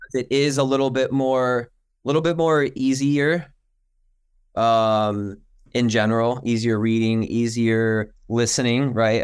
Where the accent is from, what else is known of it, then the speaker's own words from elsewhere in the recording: Detroit, Michigan, United States; growing up in Michigan, the Detroit area